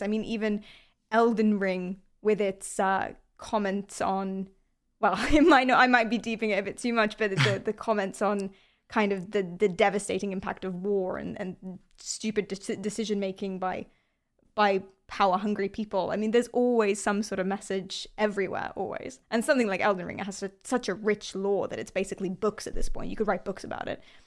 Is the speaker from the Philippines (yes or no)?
no; London, United Kingdom; I'm from London.